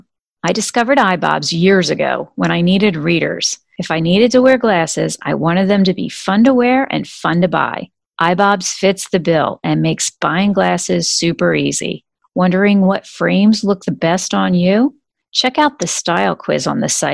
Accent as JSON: {"language": "English", "area": "Bucks County", "region": "Pennsylvania", "country": "United States", "said": "I am originally from Bucks County in Pennsylvania"}